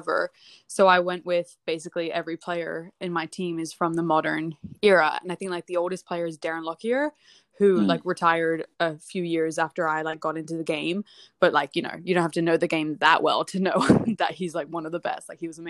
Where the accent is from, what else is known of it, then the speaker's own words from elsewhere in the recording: United States; I grew up in the States.